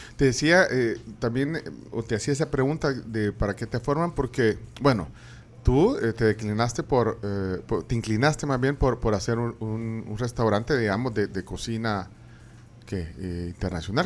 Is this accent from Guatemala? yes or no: yes; Guatemala; moved away as an adult; also born or lived in Buenos Aires, Argentina; soy guatemalteco